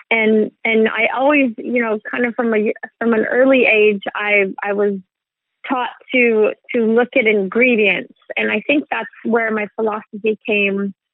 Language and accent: English; California, United States; born there; So yeah, my my dad is Swedish, and I was born in California.